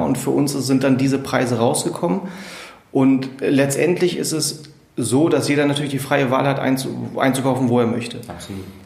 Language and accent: German; Braunschweig, Lower Saxony, Germany; Ich bin gebürtiger Braunschweiger